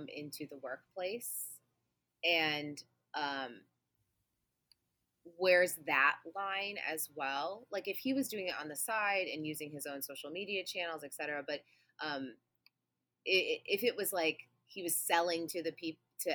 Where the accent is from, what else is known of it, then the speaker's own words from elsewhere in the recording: Midwest, United States; I'm from the Midwest, which is like MLM capital of the world here